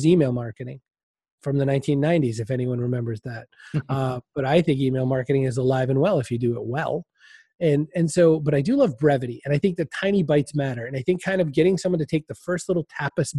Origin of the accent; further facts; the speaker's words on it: Augusta, Maine, United States; I lived in the capital city of Augusta, Maine, which was, as we were saying earlier, before we recorded, too big to really be a city and too small to be the country